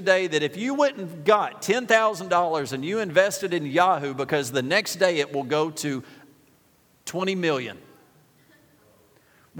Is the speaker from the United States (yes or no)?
yes; United States; We're from Jackson County. We're from Warren County.